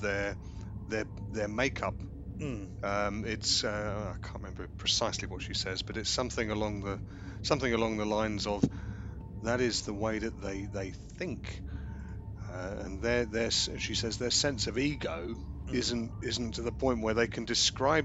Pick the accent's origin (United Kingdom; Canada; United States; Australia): United Kingdom; we're both Brits